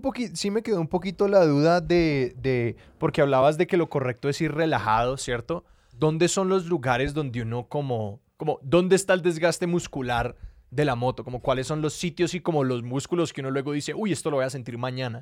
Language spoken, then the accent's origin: Spanish; Colombia; creciendo en Colombia